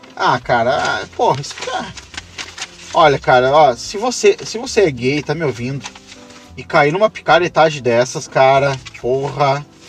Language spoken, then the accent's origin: Portuguese; Brazil; pro Brasil, que aqui a gente é caipira